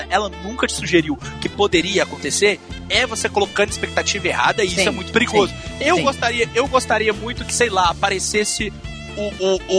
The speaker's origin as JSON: {"language": "Portuguese", "town": "Belo Horizonte", "region": "Minas Gerais", "country": "Brazil", "said": "Eu sou de Belo Horizonte, Minas Gerais."}